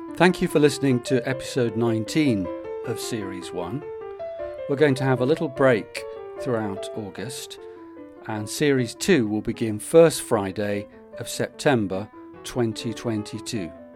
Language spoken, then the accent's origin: English; Manchester, North West England, United Kingdom; born or raised there